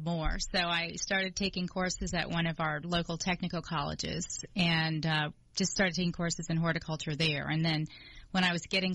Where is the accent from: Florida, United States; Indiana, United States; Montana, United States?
Florida, United States; Miami; now in Georgia, United States; I was growing up in Miami.